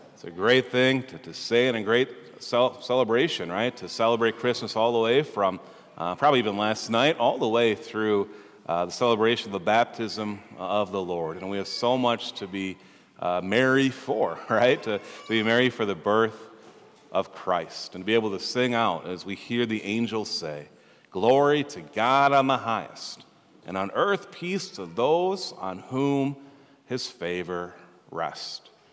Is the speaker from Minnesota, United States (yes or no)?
yes; Minnesota, United States; we're here from Minnesota, we're very proud of that, right? We're proud Minnesotans